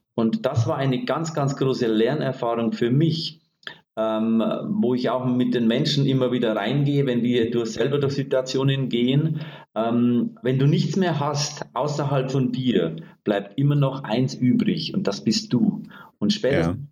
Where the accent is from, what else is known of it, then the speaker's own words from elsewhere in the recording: Bavaria, Germany; Ich bin aus Bayern und ich sag mal streng katholisch erzogen